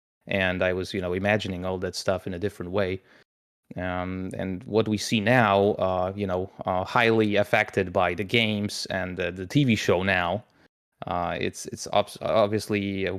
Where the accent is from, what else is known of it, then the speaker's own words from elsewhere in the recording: Poland; it was pretty easy for me because I'm from Poland, so I was exposed to Sapkowski's work at the very beginning when it was even posted in, you know, some small newspapers here in Poland.